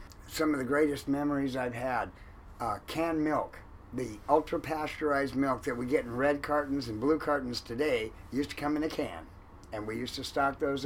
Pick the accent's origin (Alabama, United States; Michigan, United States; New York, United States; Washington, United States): Washington, United States; Seattle; also born or lived in Enumclaw, Washington; But I basically grew up in Ballard with my grandfather and mom